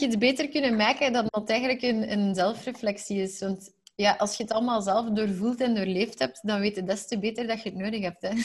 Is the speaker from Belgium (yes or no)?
yes; Belgium; zeker als Belgen, want wij als Belgen